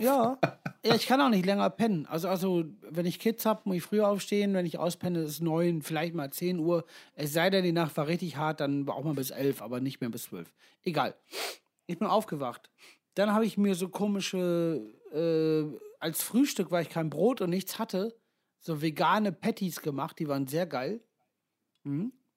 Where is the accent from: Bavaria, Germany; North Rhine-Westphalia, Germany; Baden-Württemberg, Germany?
North Rhine-Westphalia, Germany; Ibbenbüren; wir kommen ja alle aus Ippenbüren